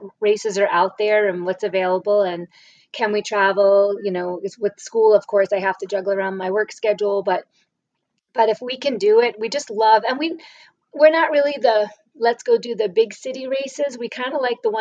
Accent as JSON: {"language": "English", "region": "New York", "country": "United States", "tie": "born or raised there", "also_born_or_lived": "Massachusetts / New Hampshire / Rhode Island", "moved": "yes", "lives_now": "Las Cruces, United States", "said": "I grew up in New York"}